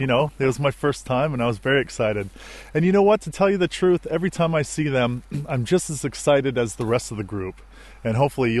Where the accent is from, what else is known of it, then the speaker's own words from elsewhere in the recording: Colorado, United States; moved away as an adult; also born or lived in Anchorage, Alaska; I'm from Colorado, and I went to school in Anchorage